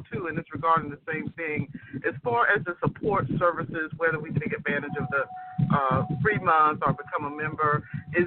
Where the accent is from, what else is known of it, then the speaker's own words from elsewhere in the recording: Jacksonville, Florida, United States; I'm actually from Jacksonville, Northeast Florida